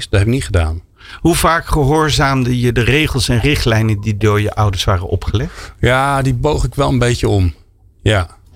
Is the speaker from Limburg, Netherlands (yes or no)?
no; Zoetermeer, South Holland, Netherlands; Ik kwam uit Zoetermeer. Ik moest 10 kilometer fietsen.